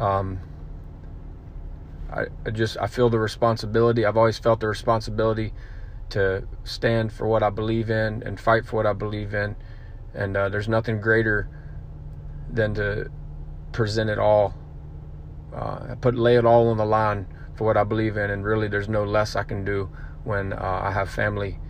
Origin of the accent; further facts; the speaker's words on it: Birmingham, Alabama, United States; also born or lived in Mexico; I'm from Birmingham, Alabama